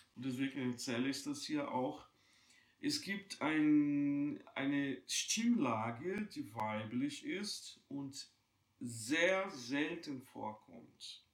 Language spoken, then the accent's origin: German; Juiz de Fora, Minas Gerais, Brazil; moved away; ich bin in Brasilien geboren, in einer damals ganz kleinen Stadt, Juiz de Fora.